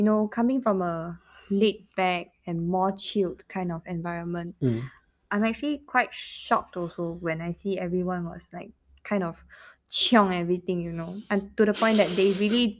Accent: Malaysia; moved away as an adult; now in Singapore; I'm still Malaysian, though.

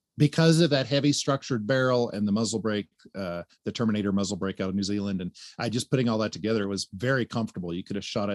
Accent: Tennessee, United States; I'm from Tennessee. Let me do the math.

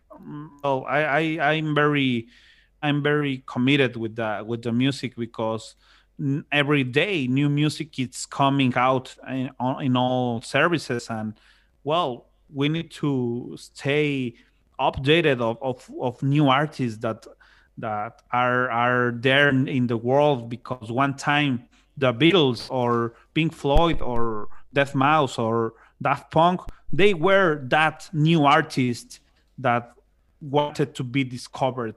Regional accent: Monterrey, Nuevo León, Mexico; I'm from Monterrey, Monterrey, Mexico

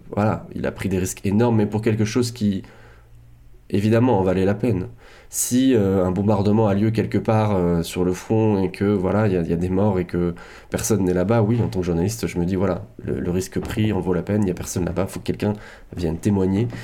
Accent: France; en tant que Français

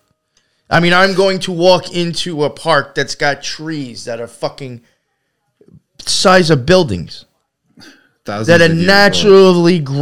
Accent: Long Island, New York, United States; now in New York City, United States; I grew up out in Long Island, and like, I remember as a kid, like, my life was very actually much surrounded by nature.

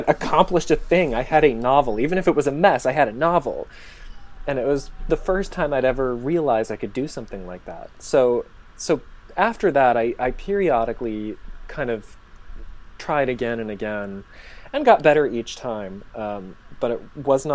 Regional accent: Michigan, United States; also born or lived in Los Angeles / Finland; now in Chicago, United States; I grew up in Michigan.

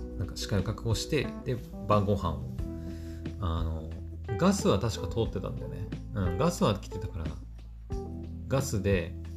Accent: Aomori, Japan; 私の住んでる、ま青森県

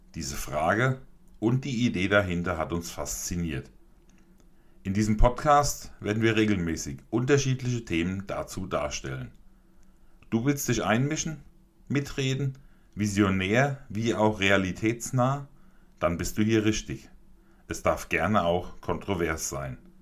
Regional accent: Hesse, Germany; Bei uns in Hessen sagt man Gude

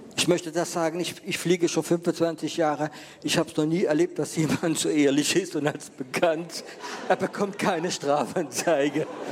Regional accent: Germany; bei uns in Deutschland

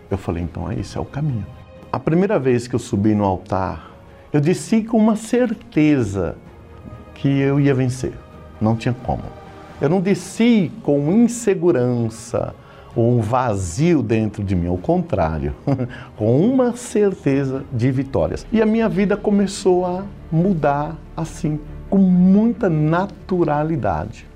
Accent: Osasco, São Paulo, Brazil; also born or lived in Carapicuíba; sou natural de Carapicuíba, resido, sempre morei na cidade de Osasco

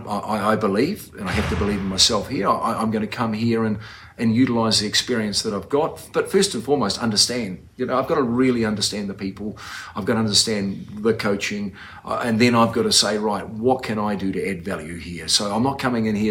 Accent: New Zealand; moved away as an adult; now in Utah, United States; growing up in New Zealand

